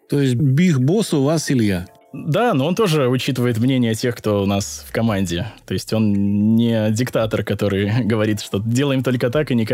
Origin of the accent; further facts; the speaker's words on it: Belarus; я не знаю, продается ли в России, но вот я, я сам из Беларуси, и в Беларуси он не продается.